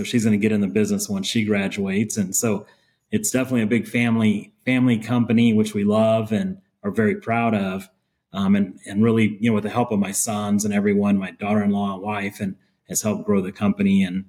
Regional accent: Texas, United States; I'm born and raised in Texas. I was born in West Texas and grew up on a ranch. And I don't know. I don't have a Texas accent.

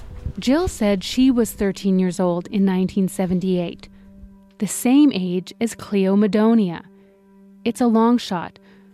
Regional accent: Canada; But the reason we're journalists from Canada

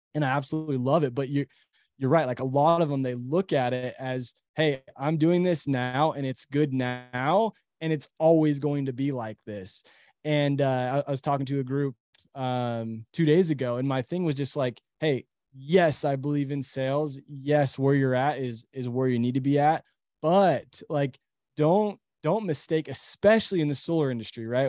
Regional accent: Utah, United States; we live in Utah, we're from Utah

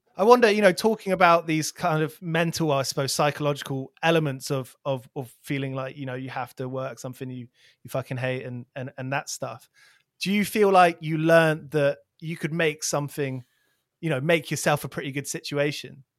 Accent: near Milton Keynes, South East England, United Kingdom; where I grew up near Milton Keynes

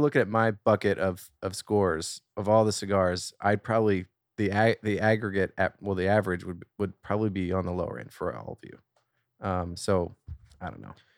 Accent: Pennsylvania, United States; moved away as an adult; also born or lived in Manhattan; I'm from Pennsylvania

